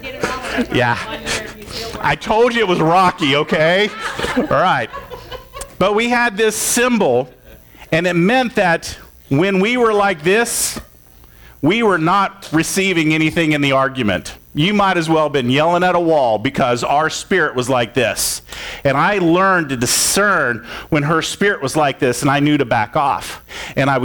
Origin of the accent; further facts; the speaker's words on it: Florida, United States; I grew up in Florida, and there was a lake across the street